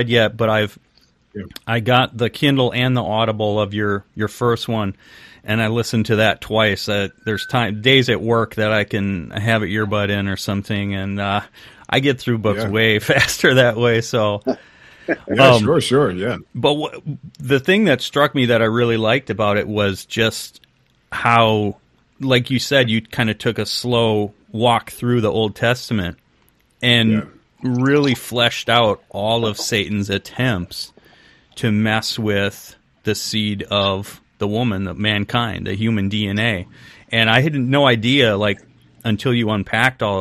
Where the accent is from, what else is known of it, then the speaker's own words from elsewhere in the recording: Wisconsin, United States; Luke and I grew up here in Wisconsin